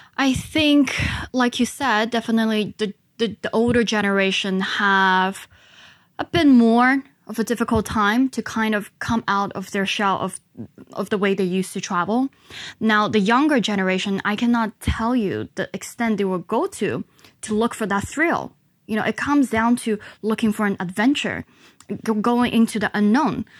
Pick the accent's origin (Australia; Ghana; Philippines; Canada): Ghana; also born or lived in China; explaining my background of growing up in Africa